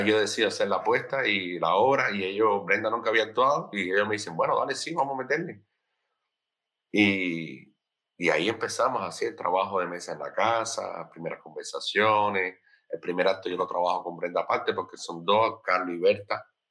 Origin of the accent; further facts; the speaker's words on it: Sagua la Grande, Villa Clara, Cuba; moved away as an adult; also born or lived in Havana; yo soy de Sagua la Grande, como ya bien dije antes, y del centro, de, la parte norte del centro del país.